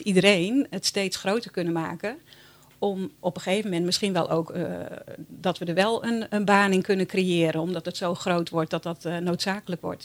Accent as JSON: {"language": "Dutch", "town": "Bolsward", "region": "Friesland", "country": "Netherlands", "tie": "born or raised there", "also_born_or_lived": "Sneek / Tjerkwerd", "said": "ik ben eigenlijk opgegroeid in Bolswerd"}